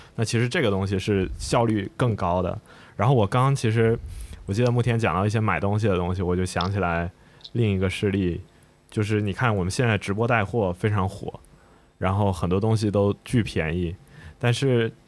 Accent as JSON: {"language": "Chinese", "town": "Shenzhen", "region": "Guangdong", "country": "China", "tie": "born or raised there", "said": "我小时候在这个深圳长大嘛"}